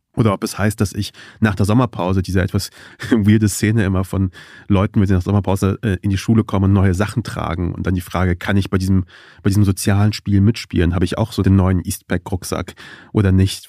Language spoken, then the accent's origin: German; Kassel, Hesse, Germany; Ich bin ja in Kassel aufgewachsen